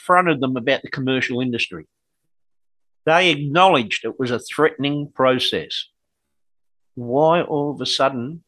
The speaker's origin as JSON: {"language": "English", "country": "Australia", "accent": "Australian", "said": "English is my second language. My primary language is Australian"}